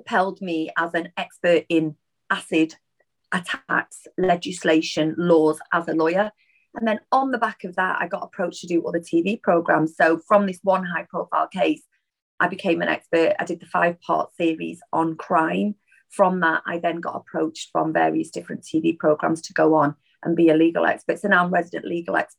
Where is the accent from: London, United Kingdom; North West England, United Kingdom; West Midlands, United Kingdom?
North West England, United Kingdom; Manchester; I'm a Mancunian through and through, and I am really, really proud of my Northern heritage